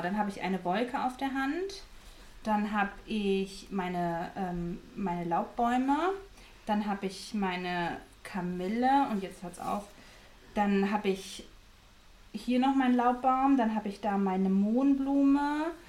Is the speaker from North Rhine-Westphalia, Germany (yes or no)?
yes; Dortmund, North Rhine-Westphalia, Germany; Also ich komme aus Dortmund, ich bin ein Dortmunder Mädchen